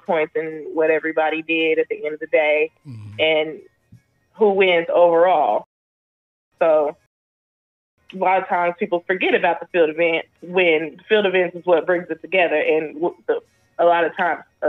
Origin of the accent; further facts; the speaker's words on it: Oklahoma, United States; I'm from Oklahoma, a very small town in Oklahoma